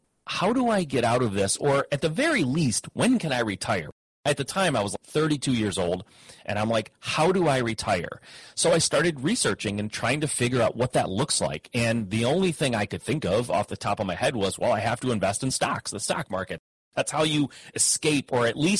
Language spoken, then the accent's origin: English; Midwest, United States; I grew up in the Midwest, had parents that worked in the automotive industry